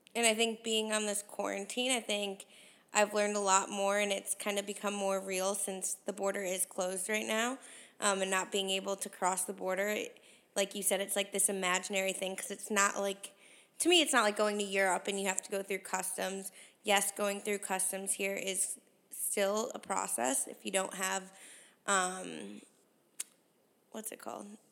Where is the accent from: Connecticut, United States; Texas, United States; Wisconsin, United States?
Connecticut, United States; now in Canada; I grew up in Connecticut